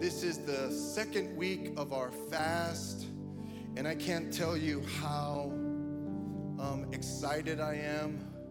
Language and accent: English; United States; my parents came from Cuba, they didn't speak English, but I was born and raised here, so guess what? I speak English